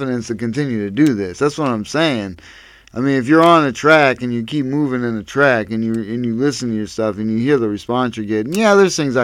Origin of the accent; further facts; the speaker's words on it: Erie, Pennsylvania, United States; I'm from Erie, PA